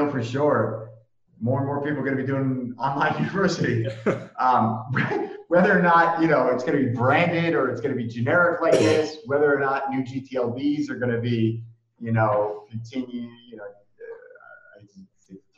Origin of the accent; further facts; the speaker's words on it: Rhode Island, United States; I grew up in Rhode Island